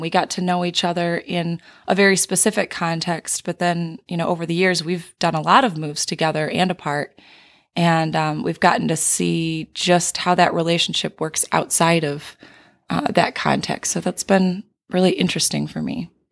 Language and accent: English; Indiana, United States; moved away as an adult; also born or lived in California / Michigan; I grew up in Indiana, but I had spent two years working out in California.